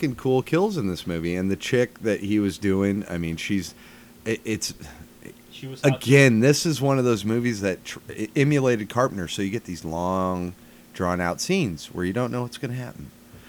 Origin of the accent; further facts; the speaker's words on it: Pacific Northwest, United States; And growing up in the Pacific Northwest...